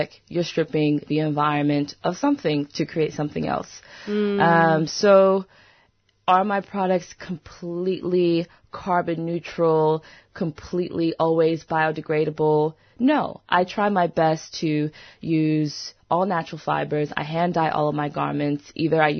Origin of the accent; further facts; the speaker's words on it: United States; I'm from the United States, but my family's from Brazil, St. Kitts, and the Bahamas